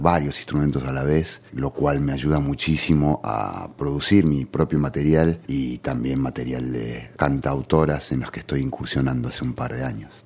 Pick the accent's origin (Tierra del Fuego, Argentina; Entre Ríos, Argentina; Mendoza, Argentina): Tierra del Fuego, Argentina; Ushuaia; moved away as an adult; also born or lived in Córdoba, Argentina; nací hace 47 años en la ciudad de Córdoba, capital. Los primeros 20 años de mi vida los viví en la ciudad de Ushuaia